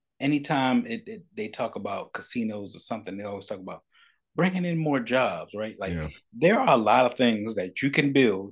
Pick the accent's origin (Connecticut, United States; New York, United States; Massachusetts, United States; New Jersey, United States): New Jersey, United States; Paterson; I grew up in Paterson, New Jersey. I got family, yeah, in North New Jersey.